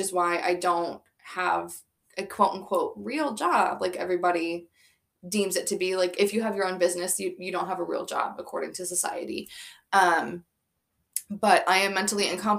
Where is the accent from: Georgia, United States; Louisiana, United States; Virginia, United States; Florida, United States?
Florida, United States; now in New York, United States; I'm from Florida